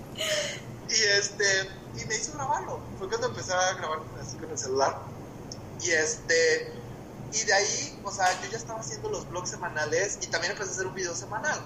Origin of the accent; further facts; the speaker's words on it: Mexico; yo soy mexicano, tengo pasaporte mexicano